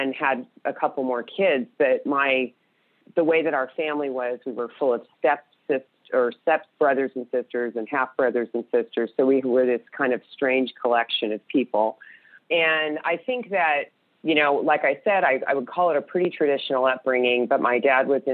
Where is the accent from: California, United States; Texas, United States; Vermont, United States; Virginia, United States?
California, United States; I grew up in California in a very small town